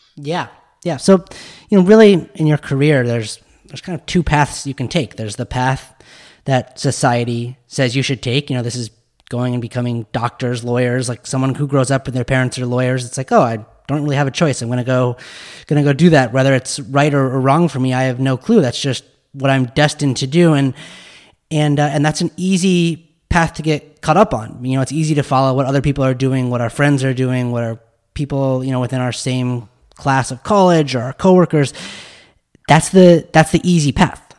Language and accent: English; Park City, Utah, United States; I grew up in Park City, Utah